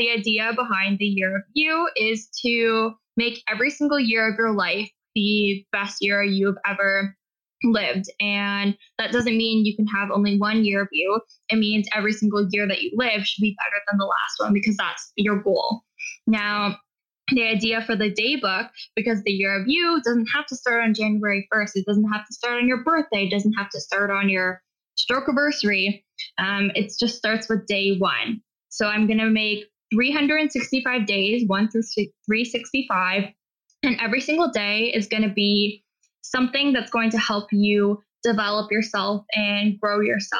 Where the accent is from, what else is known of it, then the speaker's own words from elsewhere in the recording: Hamilton, Ontario, Canada; now in Edmonton, Canada; my heart is Eastern Standard Time because I'm originally from Hamilton, Ontario